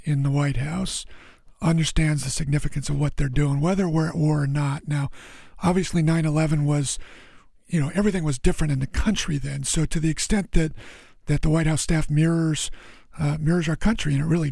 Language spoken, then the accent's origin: English; Los Angeles, California, United States; I grew up in Los Angeles.